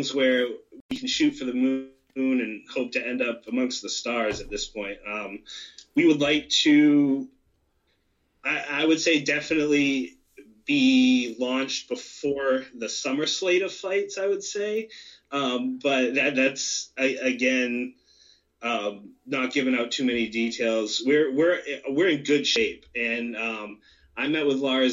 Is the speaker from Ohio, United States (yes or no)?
no; York, Maine, United States; I'm from York.